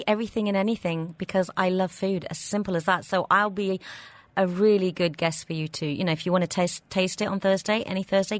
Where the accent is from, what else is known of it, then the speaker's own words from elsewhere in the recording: England, United Kingdom; now in Dubai, United Arab Emirates; growing up in England